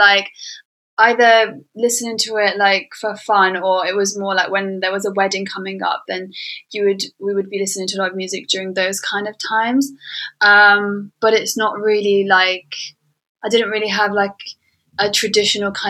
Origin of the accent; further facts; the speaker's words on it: London, United Kingdom; I'm a Yemeni artist. I live in London. I was born in London.